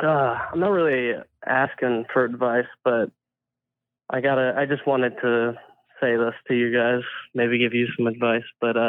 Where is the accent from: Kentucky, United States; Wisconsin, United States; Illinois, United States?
Illinois, United States; Chicago